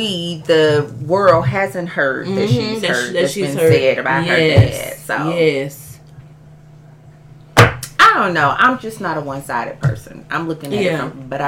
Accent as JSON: {"language": "English", "region": "the South", "country": "United States", "also_born_or_lived": "West Coast", "moved": "as an adult", "said": "I'm from the South."}